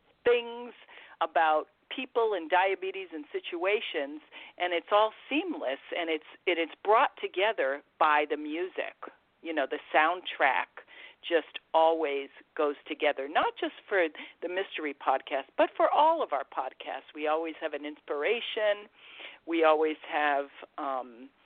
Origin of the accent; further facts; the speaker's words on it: Massachusetts, United States; I'm from Massachusetts